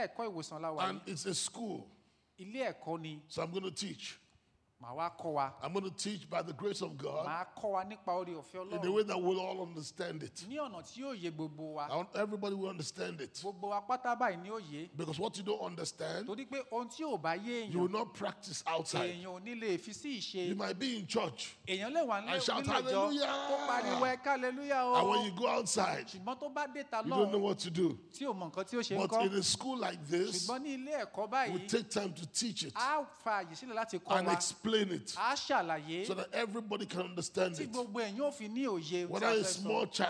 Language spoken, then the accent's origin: English; Lagos, Nigeria; first language Igbo; English is a second language; now in Atlanta, United States; I lived here, I grew up, I was born here. I was born in Noble Street.